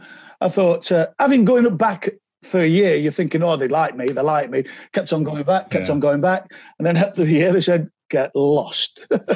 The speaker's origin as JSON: {"language": "English", "town": "Nottingham", "region": "East Midlands", "country": "United Kingdom", "tie": "born or raised there", "said": "born and bred in Nottingham, yes."}